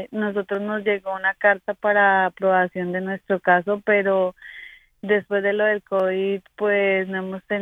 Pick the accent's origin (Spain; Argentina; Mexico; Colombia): Colombia; moved away as an adult; now in New York, United States; yo soy colombiana y vivo acá hace siete años